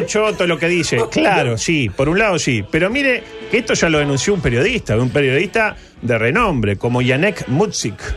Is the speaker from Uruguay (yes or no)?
yes; Uruguay